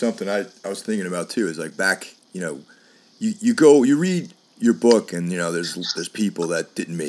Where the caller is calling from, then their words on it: New York City, New York, United States; I'm calling from Brooklyn right now.